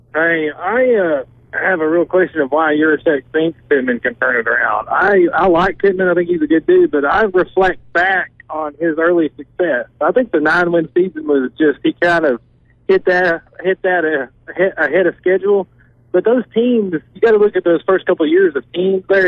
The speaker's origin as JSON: {"language": "English", "area": "Johnson County", "region": "Arkansas", "country": "United States", "said": "I'm from Johnson County"}